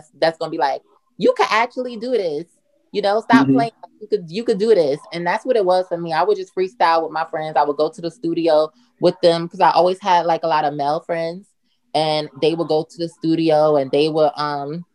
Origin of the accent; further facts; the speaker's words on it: Newark, New Jersey, United States; now in New York, United States; I'm from Newark, New Jersey, born and raised.